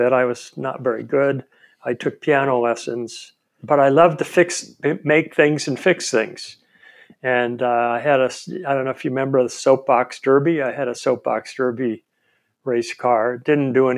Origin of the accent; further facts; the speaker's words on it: Stockton, California, United States; I was born in Stockton, California